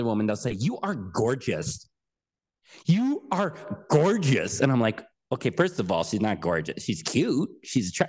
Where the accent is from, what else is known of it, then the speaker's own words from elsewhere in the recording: United States; I'm an American